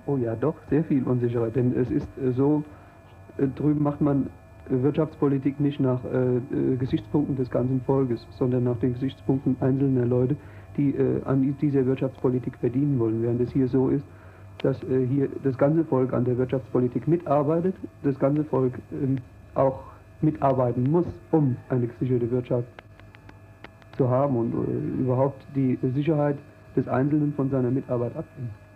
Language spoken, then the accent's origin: German; Giessen, Hesse, Germany; moved away as an adult; now in East Germany (GDR); Ich komme aus Gießen, das liegt in Hessen